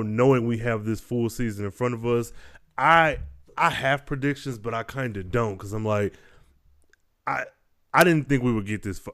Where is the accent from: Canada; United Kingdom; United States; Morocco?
United States; Midwest; I was raised in the Midwest.